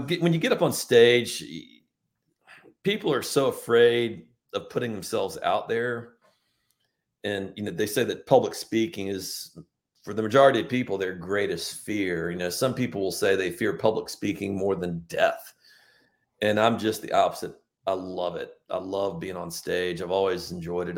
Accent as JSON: {"language": "English", "town": "Richmond", "region": "Virginia", "country": "United States", "tie": "born or raised there", "moved": "as an adult", "lives_now": "Charleston, United States", "said": "a Southern boy growing up in Richmond, the capital of Confederacy, where I grew up in Eastern Hanover"}